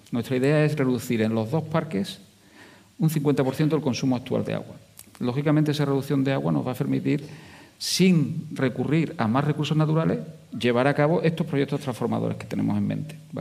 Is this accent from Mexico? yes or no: no; Jaén, Andalusia, Spain; now in Huelva, Spain; Yo soy andaluz, eh, soy de Jaén, aunque me he vivido y he trabajado mucho aquí en Huelva